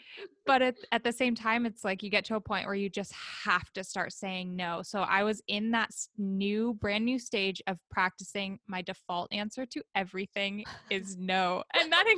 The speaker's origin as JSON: {"language": "English", "town": "Oakland", "region": "California", "country": "United States", "moved": "as an adult", "lives_now": "Sacramento, United States", "said": "I'm from Oakland, California"}